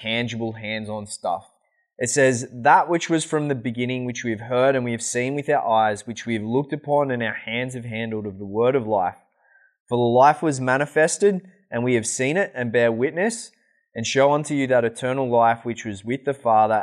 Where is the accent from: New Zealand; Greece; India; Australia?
Australia; moved away; I'm Australian